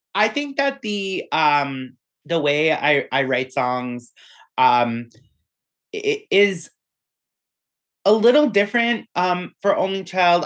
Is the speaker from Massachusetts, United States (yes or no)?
yes; Weymouth, Massachusetts, United States; we're all from Weymouth, Massachusetts, which is on the south shore of Boston